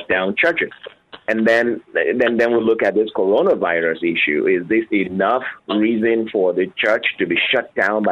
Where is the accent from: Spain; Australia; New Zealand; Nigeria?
Nigeria; now in United States; I grew up in Nigeria under a military government.